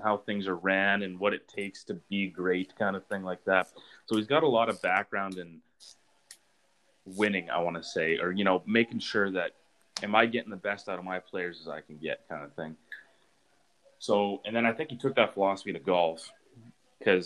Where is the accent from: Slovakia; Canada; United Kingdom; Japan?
Canada; Saskatchewan; I'm from Saskatchewan